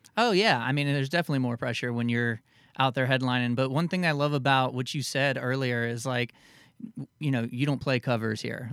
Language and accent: English; the Florida Keys and South Florida, United States; I grew up in the Keys and down in South Florida